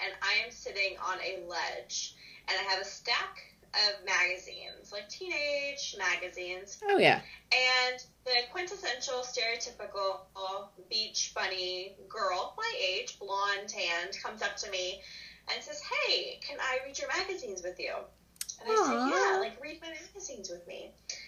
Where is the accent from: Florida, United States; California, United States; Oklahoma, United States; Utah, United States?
Florida, United States; also born or lived in Mississippi; I grew up in Florida, so we have beaches everywhere